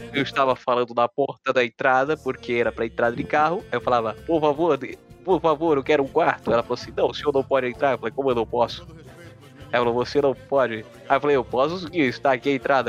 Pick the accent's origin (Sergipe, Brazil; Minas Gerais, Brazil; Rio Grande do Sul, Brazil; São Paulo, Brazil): Sergipe, Brazil; Aracaju; Eu sou de Aracaju